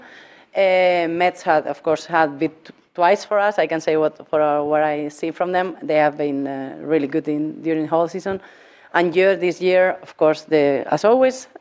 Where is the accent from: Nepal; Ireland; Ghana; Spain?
Spain; English is a second language; moved away as an adult; also born or lived in Hungary; now in Norway; I come from Spain, of course. I was living 9 years in Hungary, so I'm half Hungarian as well